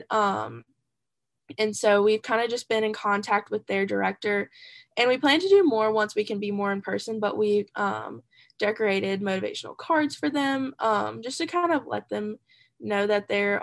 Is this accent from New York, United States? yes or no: no; Sumter, South Carolina, United States; also born or lived in Columbia, South Carolina; I'm from Sumter, South Carolina, so not too far away. I've kind of lived in like Sumter and Columbia my entire life